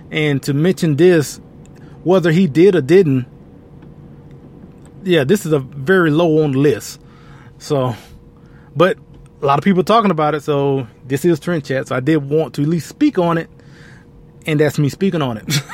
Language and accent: English; Colombia; so I guess growing up, it wasn't foreign, I guess, in a way of of being conservative growing up in Colombia as opposed to in other communities, especially in minority communities.